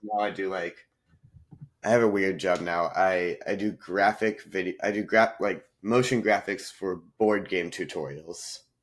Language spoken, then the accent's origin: English; North Carolina, United States; moved away as an adult; also born or lived in Nashville, Tennessee / India (ancestry); now in Los Angeles, United States; I I grew up in North Carolina and then I mm. went to mm. college in Nashville, Tennessee.